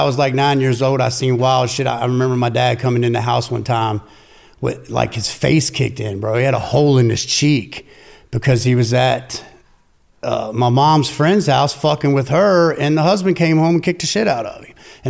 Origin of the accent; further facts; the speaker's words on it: Winchester, Virginia, United States; also born or lived in Berryville, Virginia; From Winchester, Virginia. I was born in actually Berryville, Virginia. Stayed there for, I don't know, 9 years